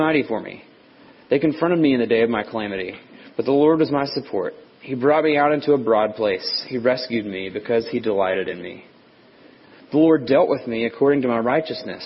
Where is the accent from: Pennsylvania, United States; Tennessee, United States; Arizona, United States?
Tennessee, United States; growing up in Tennessee